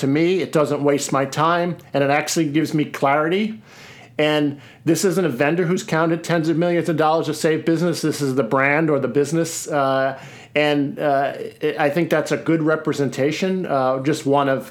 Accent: Seattle, Washington, United States; my hometown of Seattle

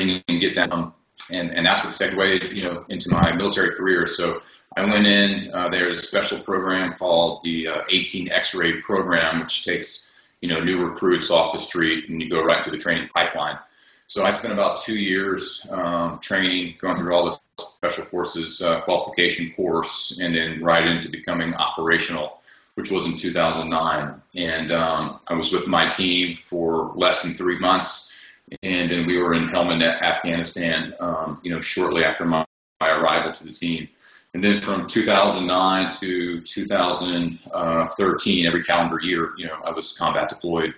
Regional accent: United States; growing up in America

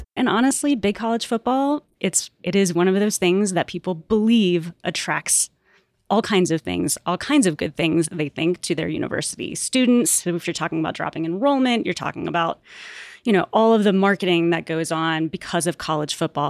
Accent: Atlanta, Georgia, United States; also born or lived in West Virginia; now in Denver, United States; I grew up in Atlanta

